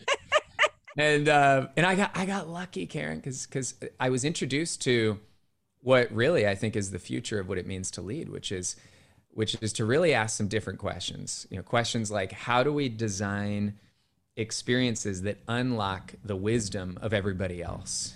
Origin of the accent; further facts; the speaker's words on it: Cupertino, California, United States; my hometown as a kid was Cupertino, California